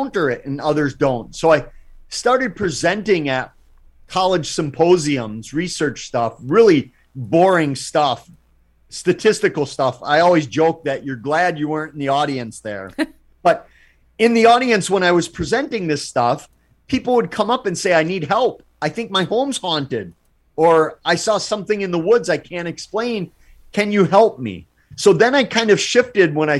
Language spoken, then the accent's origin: English; Wisconsin, United States; Wisconsin, my home state. Not only do we have the UFO capital of the world